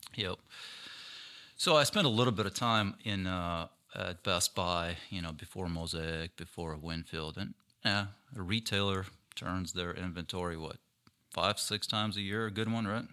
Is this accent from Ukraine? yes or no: yes; Ukraine; now in Minnesota, United States; I was born and raised in Ukraine.